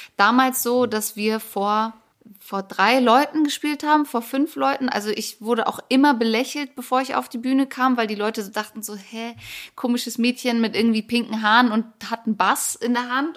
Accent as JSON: {"language": "German", "region": "Hamburg", "country": "Germany", "said": "ich komme ja eigentlich aus Hamburg"}